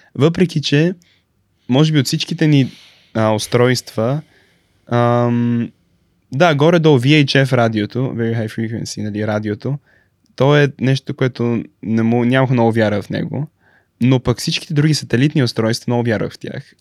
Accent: Bulgaria; moved away as an adult; also born or lived in São Paulo, Brazil; now in Stanford, United States; на 3 години се върнах в България

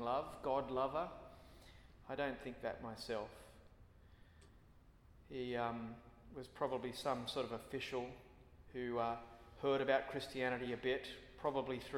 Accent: Australia; as an Australian

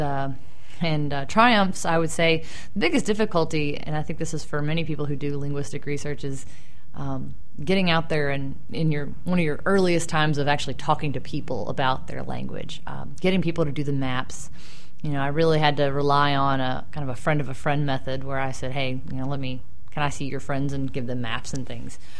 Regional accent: Louisville, Kentucky, United States; I'm actually a Kentuckian, born and raised. Right. I uh, grew up in Louisville, that other city

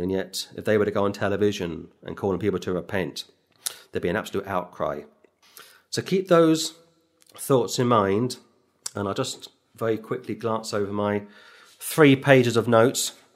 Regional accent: London, United Kingdom; moved away; I was born in London

